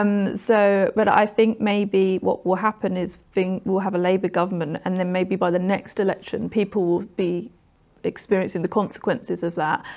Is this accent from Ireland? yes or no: no; London, United Kingdom; also born or lived in Orpington; I grew up in New Cross